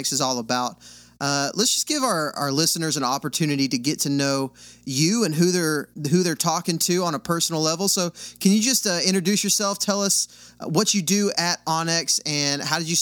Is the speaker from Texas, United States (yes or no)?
yes; West Texas, United States; I grew up in West Texas